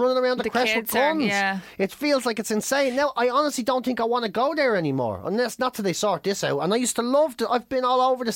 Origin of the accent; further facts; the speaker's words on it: Ireland; four parts Irish